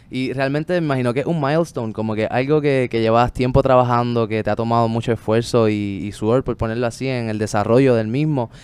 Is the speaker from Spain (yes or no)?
no; Puerto Rico; desde niños a todos nos lo muestran aquí, por lo menos en Puerto Rico